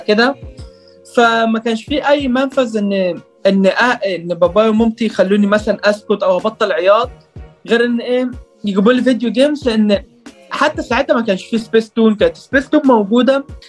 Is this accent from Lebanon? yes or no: no; Egypt; also born or lived in Riyadh, Saudi Arabia; انا اتولدت في السعوديه في الرياض وقعدت ست سنين هناك بعد كده جيت مصر